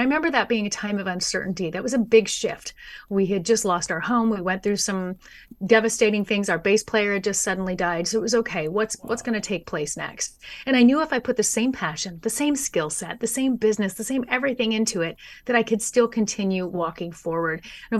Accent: San Dimas, California, United States; I was born and raised in San Dimas, but San Diego's been home now for about 12 years.

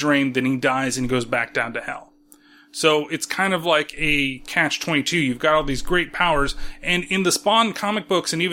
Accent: California, United States; I'm from California

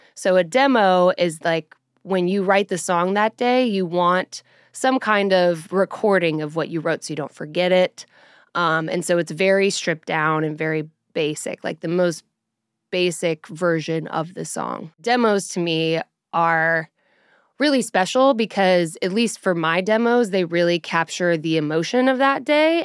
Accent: Colorado, United States; now in Nashville, United States; I'm from Colorado, and so when I moved to Nashville

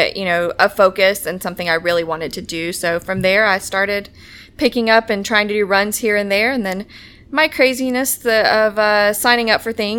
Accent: Stockbridge, Georgia, United States; now in Atlanta, United States; I'm from Stockbridge, currently living in Atlanta

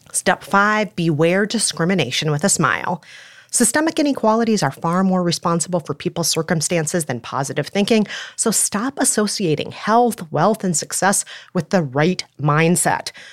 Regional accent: Minnesota, United States; moved away; I'm Minnesotan

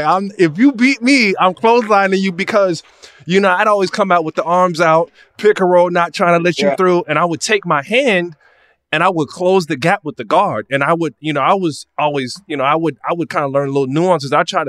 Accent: Pasadena, California, United States; I'm from Pasadena

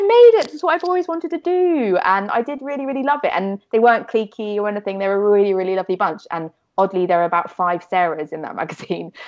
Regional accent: Fleet, South East England, United Kingdom; I grew up in a very um, slightly boring place oh. called called Fleet in Hampshire.

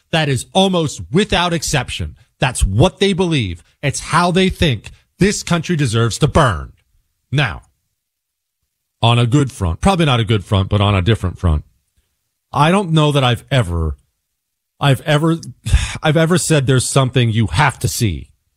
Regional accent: United States; as an American

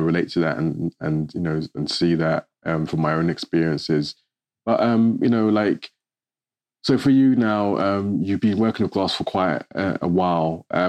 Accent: London, United Kingdom; I was born in London and my family comes from the Caribbean.

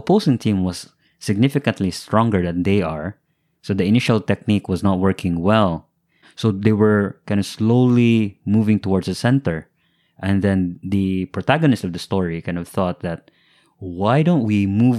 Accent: Shanghai, China; English is a second language; I'm from Shanghai. I've never seen that.

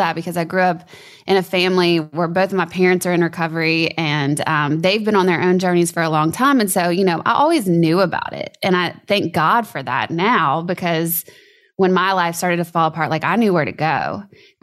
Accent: Louisiana, United States; I grew up in Louisiana

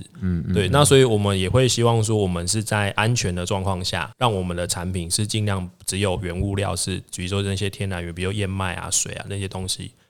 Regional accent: Taiwan; 我们会想想讲说为台湾人做的，就是我们台湾人做的。

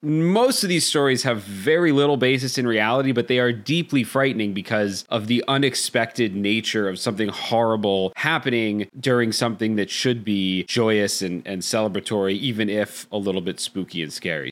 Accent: Hershey, Pennsylvania, United States; I grew up in Hershey, Pennsylvania

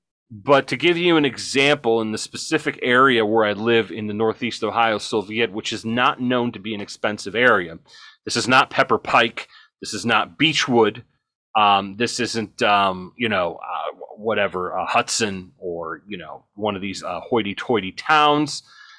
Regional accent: Ireland; Bungalow, not bungalow, bungalow. I'm Irish, so I can say that.

